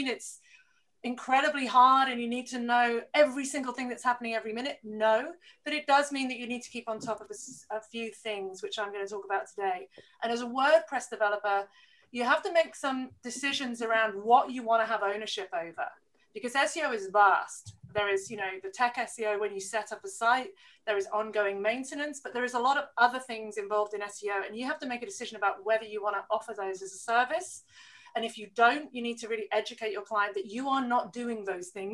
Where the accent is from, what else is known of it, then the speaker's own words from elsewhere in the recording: near Manchester, North West England, United Kingdom; moved away as an adult; now in Australia; I'm British. I grew up in near Manchester and lived, go the Brits. And then I lived down south.